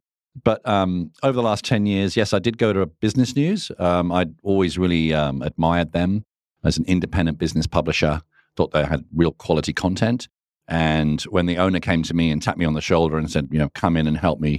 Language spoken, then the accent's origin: English; England, United Kingdom; also born or lived in Singapore; now in Australia; I was actually from England and then Singapore and here an economics teacher.